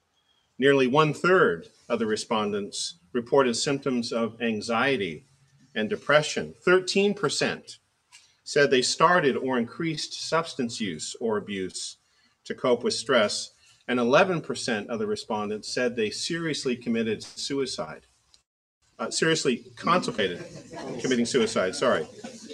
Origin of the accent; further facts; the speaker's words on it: Oregon, United States; now in Virginia, United States; I grew up in the Willamette Valley of Oregon near Portland